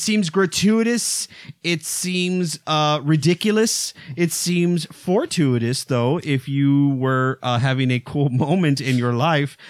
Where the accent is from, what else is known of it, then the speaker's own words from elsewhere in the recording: Texas, United States; I grew up in Texas. I grew up on a ranch